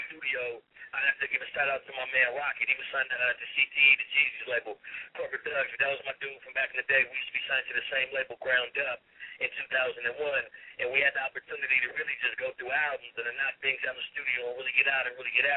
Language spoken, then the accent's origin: English; San Diego, California, United States; also born or lived in Pasadena, California / Los Angeles, California; I was born in Pasadena, California, then came to Dago as a young kid, went to elementary